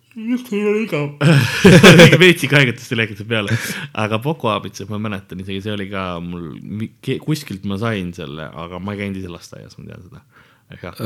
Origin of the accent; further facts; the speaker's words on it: Tallinn, Harju County, Estonia; first language Estonian; kolisime Lasnamäele ja, ja ülejäänud on ajalugu, nagu öeldakse et siis ma kasvasin seal ülesse